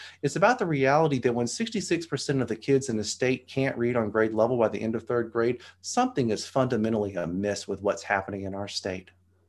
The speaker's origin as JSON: {"language": "English", "region": "Arkansas", "country": "United States", "said": "I came from the Appalachians of Arkansas and the Ozarks"}